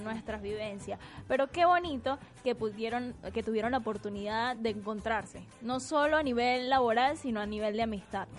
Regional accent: Venezuela; now in Argentina; como venezolanos llegamos a un nuevo país y empezamos desde cero

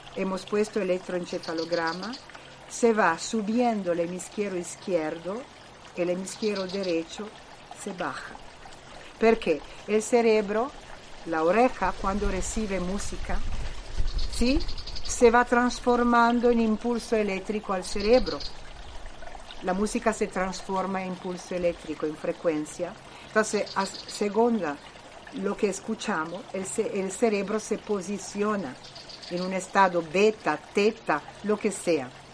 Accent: Italy; Spanish is a second language; soy italiana

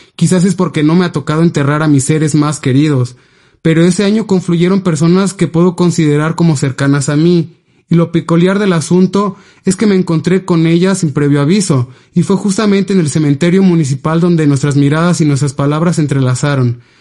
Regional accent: Ixhuatán, Oaxaca, Mexico; moved away; específicamente en Ixhuatán, que es el lugar de donde soy proveniente

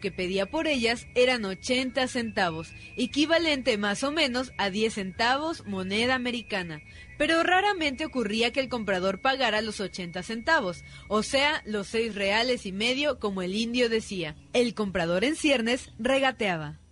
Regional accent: Mexico; los mismos mexicanos no valoramos

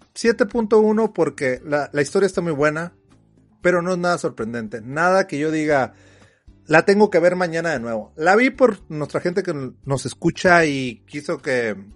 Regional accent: Mexico; nosotros como mexicanos

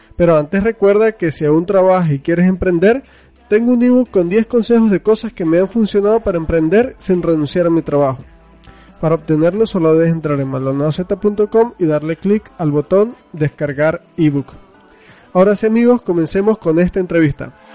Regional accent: Venezuela; now in Mexico; yo soy venezolano, no sé si sabías, vivo en México, pero soy venezolano

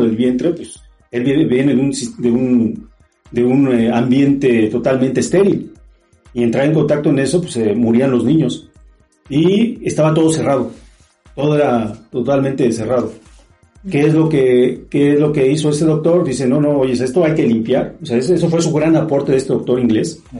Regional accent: Mexico; soy de aquí de México

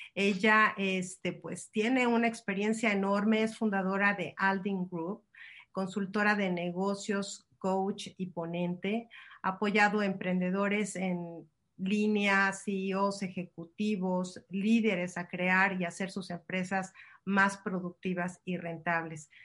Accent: Mexico; los que somos de México

